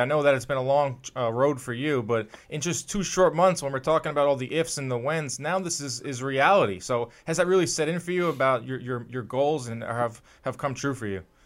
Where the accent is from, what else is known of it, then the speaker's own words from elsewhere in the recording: New York City, New York, United States; I'm from Brooklyn